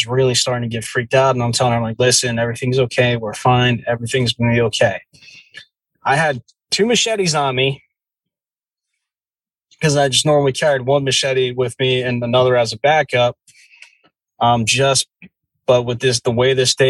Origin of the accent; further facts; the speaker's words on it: New Jersey, United States; I grew up in the Jersey woods